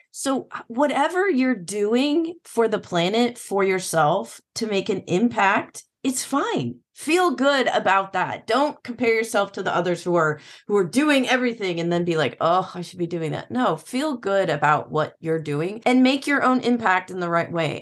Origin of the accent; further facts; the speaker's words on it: Illinois, United States; I grew up in Illinois